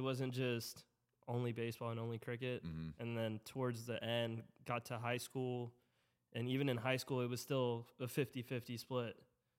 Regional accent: Sugar Land, Texas, United States; Yeah, in Sugar Land. So at first, our house was in A-Leaf.

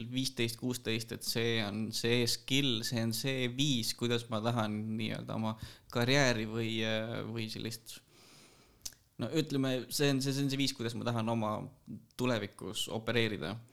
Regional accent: Kiviõli, Ida-Viru County, Estonia; also born or lived in Tallinn / Pärnu; no tegelikkuses ma olen pärit Ida-Virumaalt Kiviõlist, äh, elanud Tallinnas, Pärnus, natuke Viljandis, äh, koolis käisin Kohilas see ei ole küll linn, aga no olgu.

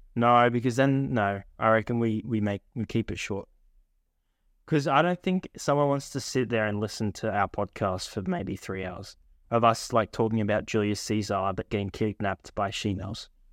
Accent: Australia; accent: Australian; I've got the Australian accent

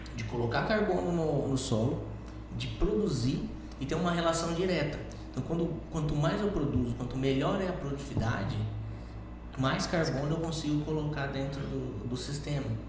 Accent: Rondônia, Brazil; moved away as an adult; also born or lived in Ribeirão Preto, São Paulo / Botucatu, São Paulo; now in Lucas do Rio Verde, Brazil; eu nasci no interior de São Paulo, sou de Ribeirão Preto, mas fui criado em Rondônia

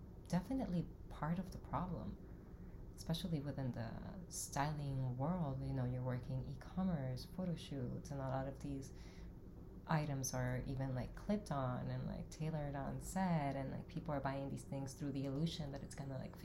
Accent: Dominican Republic; now in New York, United States; I was born in Dominican Republic

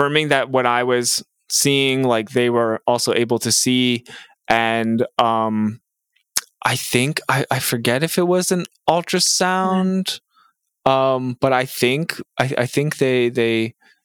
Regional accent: Mississauga, Ontario, Canada; now in Peterborough, Canada; I grew up in Mississauga and I live now in Peterborough, Ontario.

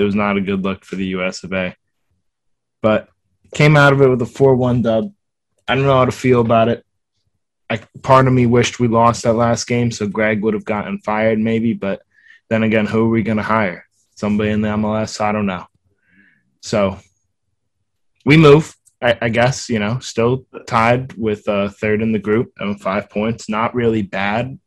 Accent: United States; As an American

